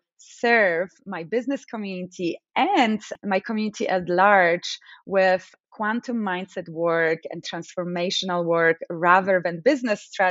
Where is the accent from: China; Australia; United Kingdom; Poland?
Poland; English is a second language; now in United States; I come from Poland, as you know, and I grew up in Poland during the times of communism.